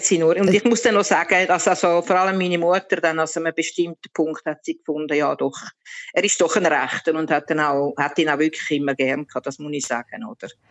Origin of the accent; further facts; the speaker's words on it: Switzerland; moved away as an adult; now in Altamura, Italy; Wenn ich dann aber wieder in Heimweh überkomme in die Schweiz, dann bin ich wieder ganz Schweizer